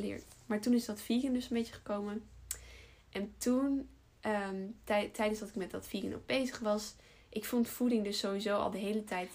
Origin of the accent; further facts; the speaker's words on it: Almere, Flevoland, Netherlands; also born or lived in Utrecht / Den Bosch; geboren in Almere daar ook opgegroeid.